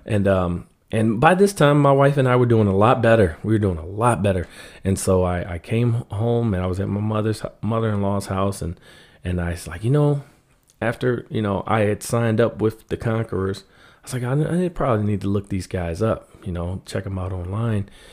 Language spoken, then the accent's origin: English; Washington, District of Columbia, United States; moved away as an adult; now in Grand Rapids, United States; I grew up in Washington, D C